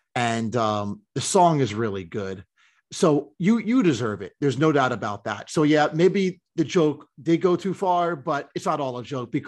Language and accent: English; New Jersey, United States; accent: American; I'm from New Jersey.